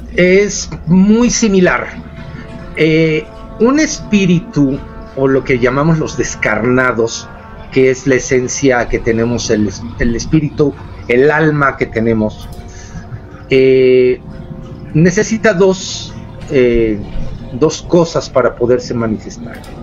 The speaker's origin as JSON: {"language": "Spanish", "region": "San Luis Potosí", "country": "Mexico", "also_born_or_lived": "Montreal, Canada / Mexico City", "moved": "yes", "said": "yo no soy de la Ciudad de México, yo soy de San Luis Potosí"}